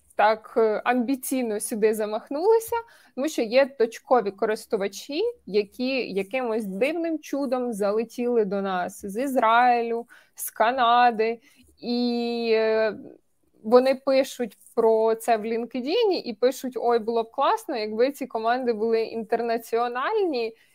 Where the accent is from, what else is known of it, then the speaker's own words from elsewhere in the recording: Cherkasy Oblast, Ukraine; я з Черкаської області